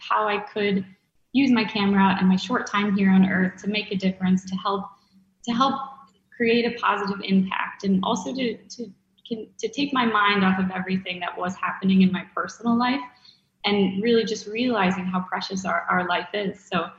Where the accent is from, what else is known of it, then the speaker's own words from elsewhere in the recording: Chicago, Illinois, United States; also born or lived in Florida / Colorado / Georgia; now in New York, United States; I say I'm from Chicago in a short answer, but my father was in the Navy and he was a pilot. So we moved around quite often growing up. So Florida, Colorado, Georgia, Chicago